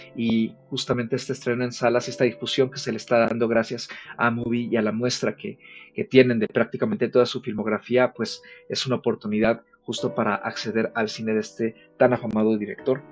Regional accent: Mexico; acá como audiencia mexicana

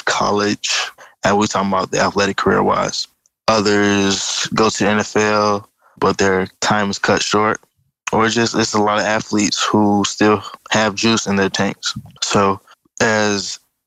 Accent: Atlanta, Georgia, United States; also born or lived in Miami, Florida; I was born in Miami, Florida, but raised in Atlanta, Georgia.

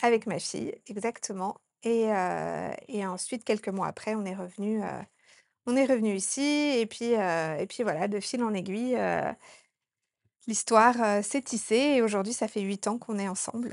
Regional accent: Annecy, Auvergne-Rhône-Alpes, France; moved away as an adult; also born or lived in Norway; now in Sri Lanka; je suis originaire de Haute-Savoie, euh, dans la petite ville d'Annecy.

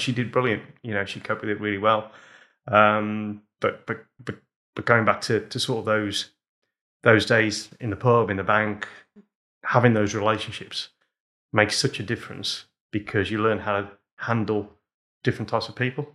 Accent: Wolverhampton, West Midlands, United Kingdom; we grew up in pubs, so when I was two weeks old, uh, we moved into our first pub in Wolverhampton

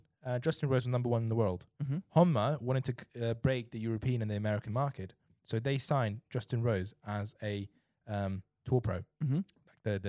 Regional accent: China; You know, I know I'm from China, right? So people there buy, you know, gold drivers for $5,000 each.

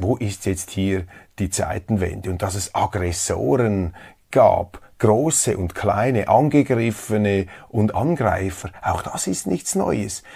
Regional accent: Switzerland; als Schweizer

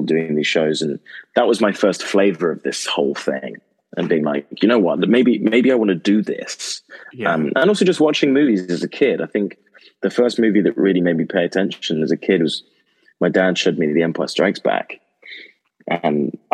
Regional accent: Oxfordshire, South East England, United Kingdom; I grew up in Oxfordshire in England

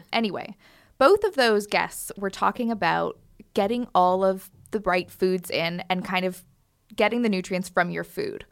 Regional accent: Canada; moved away; my s, like, town in Canada

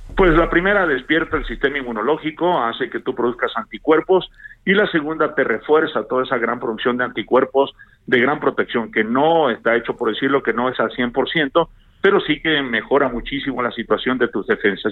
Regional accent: Mexico; todos somos mexicanos, todos somos México

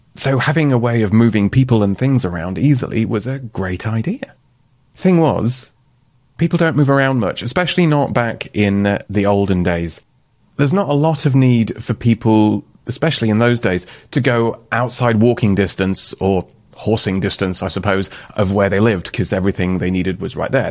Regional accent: Doncaster, Yorkshire and the Humber, United Kingdom; moved away as an adult; also born or lived in London; I'm from Doncaster

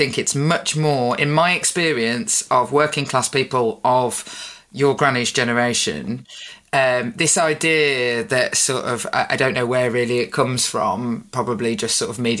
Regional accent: United Kingdom; I'm not from the North, I am from the Midlands

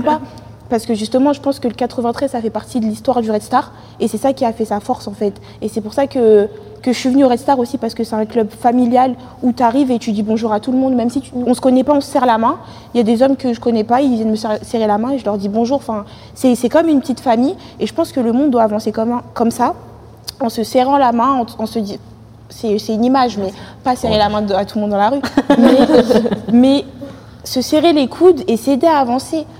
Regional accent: Saint-Denis, Île-de-France, France; moved away as an adult; also born or lived in Paris (18th arrondissement, birth); depuis mes trois ans, j'habite à Saint-Denis. Enfin, j'habitais à Saint-Denis, j'ai déménagé récemment, mais j'ai vécu à Saint-Denis jusqu'à mes 18 ans

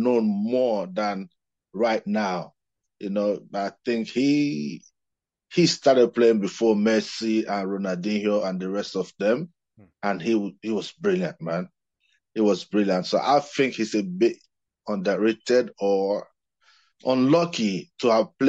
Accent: Nigeria; I'm from Nigeria, of course, you know that. And growing up, we looked up to the players like Rashidi Yekini

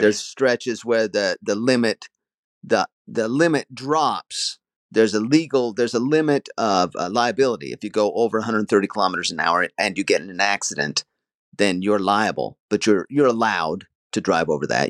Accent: Utah, United States; also born or lived in Stuttgart, Germany; now in Germany; I used to live in Utah. That's where I am from originally.

